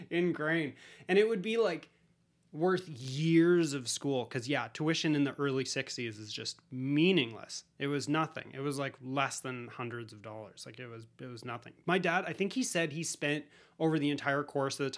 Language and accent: English; Colombia; You know, I'm from Colombia, let's do it.